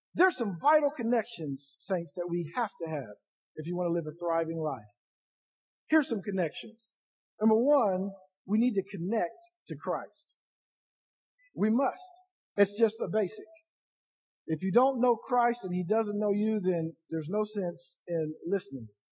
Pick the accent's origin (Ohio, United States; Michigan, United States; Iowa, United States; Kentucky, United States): Ohio, United States; I'm from Ohio